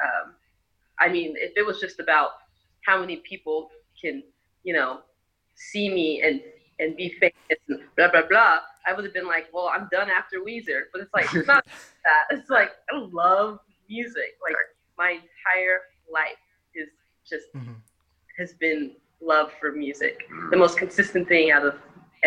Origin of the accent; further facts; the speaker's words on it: Seattle, Washington, United States; we were born and raised in Seattle